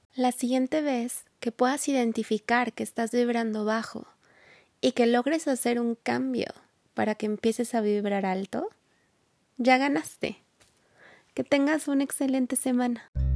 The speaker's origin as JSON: {"language": "Spanish", "country": "Mexico", "said": "en México, en mi país"}